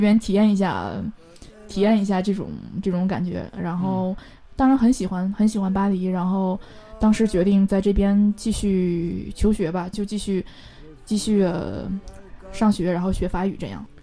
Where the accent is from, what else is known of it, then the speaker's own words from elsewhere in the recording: Northeast China, China; moved away; also born or lived in Beijing; 我是北方人，我是地道的东北人